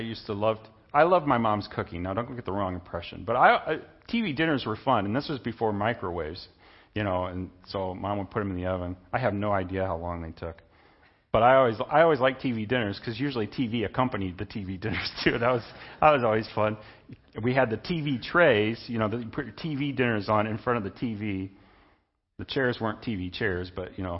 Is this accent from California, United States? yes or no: no; Indiana, United States; I'm an American citizen. I'm a citizen of Indiana. I'm a Hoosier.